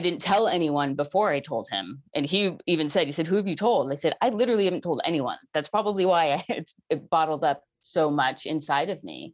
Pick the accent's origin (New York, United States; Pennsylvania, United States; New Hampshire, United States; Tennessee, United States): New York, United States; I'm from New York